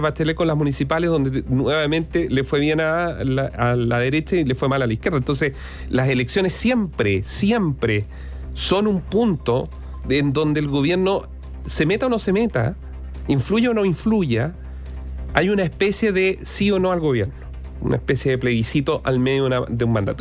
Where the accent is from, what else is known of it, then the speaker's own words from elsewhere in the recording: Chile; los chilenos en general